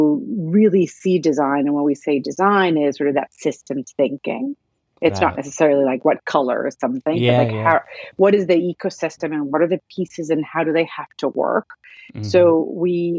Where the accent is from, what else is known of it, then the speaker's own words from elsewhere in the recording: Venezuela; now in New York, United States; I was born and raised in Venezuela.